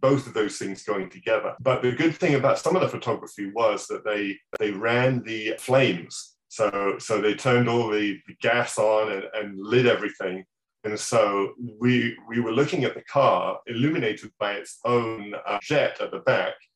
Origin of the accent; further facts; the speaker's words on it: England, United Kingdom; moved away; back in my hometown, back in England